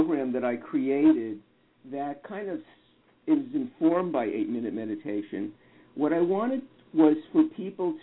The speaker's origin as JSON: {"language": "English", "region": "New York", "country": "United States", "tie": "born or raised there", "said": "I grew up in New York"}